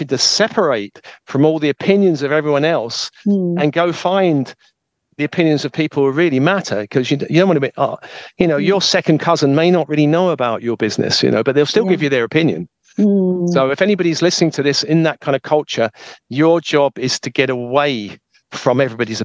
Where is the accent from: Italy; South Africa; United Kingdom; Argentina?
United Kingdom; when I was raised in a British family